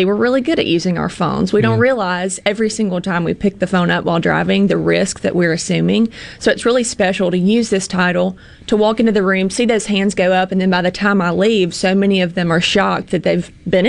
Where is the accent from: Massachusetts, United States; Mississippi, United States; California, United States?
Mississippi, United States; Pontotoc; I'm from Pontotoc